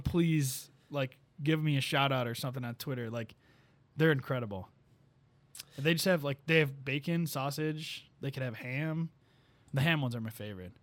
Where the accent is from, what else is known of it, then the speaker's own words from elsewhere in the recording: Sleepy Hollow, Illinois, United States; moved away; my hometown, Sleepy Hollow